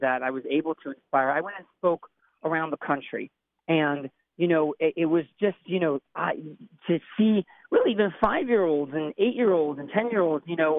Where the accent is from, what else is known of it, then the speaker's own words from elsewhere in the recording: Miami Beach, Florida, United States; also born or lived in Mountaindale, New York; My background is, Orthodox, Yeshivish type of upbringing in Miami Beach, wonderful community